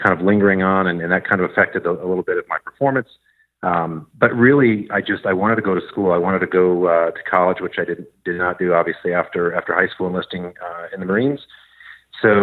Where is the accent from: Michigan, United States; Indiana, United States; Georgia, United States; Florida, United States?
Michigan, United States; just outside of Detroit; moved away as an adult; now in Northern Virginia, United States; I grew up just outside of Detroit, Michigan, in southeastern Michigan